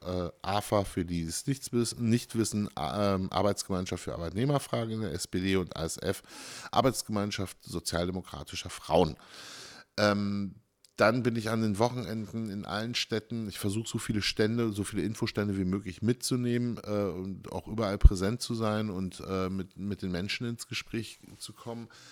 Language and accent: German; Germany; ich bin sehr froh in Deutschland geboren zu, sein.